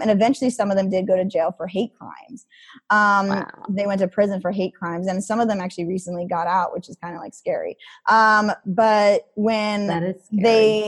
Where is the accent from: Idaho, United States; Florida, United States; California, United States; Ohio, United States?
Idaho, United States; growing up in Idaho